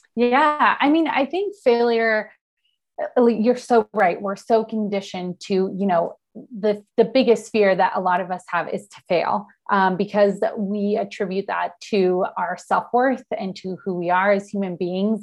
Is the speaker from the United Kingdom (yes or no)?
no; Argentina; now in San Diego, United States; I'm based in San Diego, California. Um, I'm originally from Argentina and I moved here